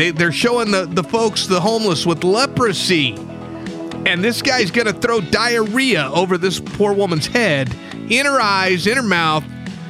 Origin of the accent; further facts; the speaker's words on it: New Mexico, United States; This all started in my home state, I'm almost embarrassed to say, mm-hmm. New Mexico.